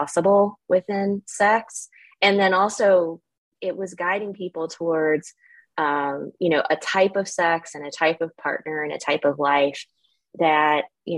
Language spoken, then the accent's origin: English; the South, United States; moved away; growing up in the South, I was smack dab in the Bible Belt